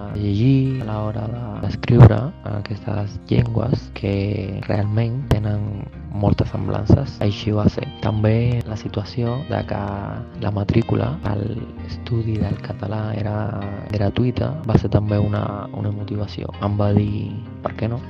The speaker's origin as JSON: {"language": "Catalan", "country": "Cuba", "second_language": "Catalan", "moved": "yes", "lives_now": "Madrid, Spain", "said": "sóc de Cuba, però ara mateix estic vivent a Madrid"}